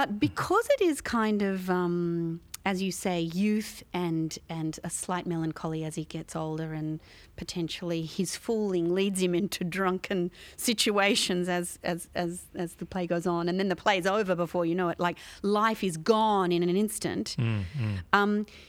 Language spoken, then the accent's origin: English; Australia; which as an Australian audience, we might be thinking this is kind of from a foreign land